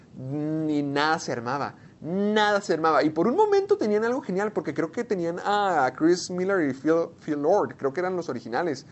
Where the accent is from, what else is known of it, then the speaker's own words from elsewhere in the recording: Delicias, Chihuahua, Mexico; Sergio y yo crecimos en Delicias, Chihuahua